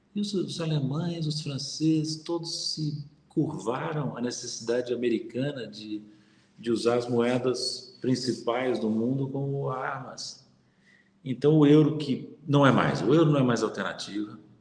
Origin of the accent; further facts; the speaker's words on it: Brazil; Nós somos brasileiros